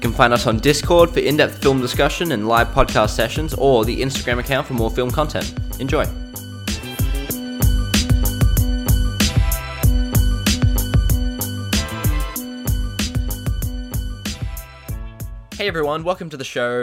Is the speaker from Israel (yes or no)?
no; Australia; accent: Australian; I live in Australia, as you can probably tell by my accent.